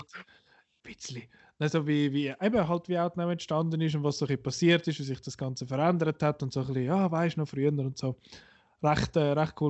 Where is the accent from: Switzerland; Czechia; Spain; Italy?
Switzerland; für uns als Schweizer